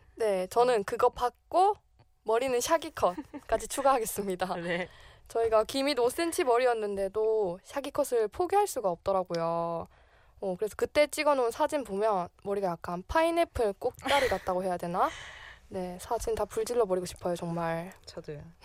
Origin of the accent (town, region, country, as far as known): Masan, South Gyeongsang, South Korea; born or raised there; moved away as an adult; now in Seoul, South Korea